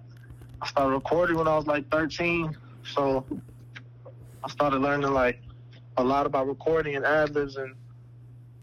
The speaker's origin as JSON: {"language": "English", "town": "Chicago", "region": "Illinois", "country": "United States", "said": "I'm from Chicago"}